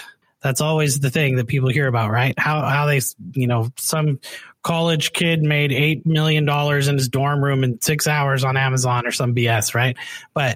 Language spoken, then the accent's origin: English; Canada; moved away as an adult; now in United States; I'm an expat from Canada living in the United States